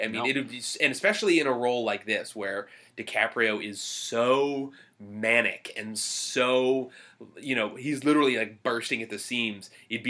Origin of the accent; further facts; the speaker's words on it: Boston, Massachusetts, United States; especially when I was, like, growing up, it's like, I'd meet people and they wouldn't believe me when I'd say I'm from Boston because I have real.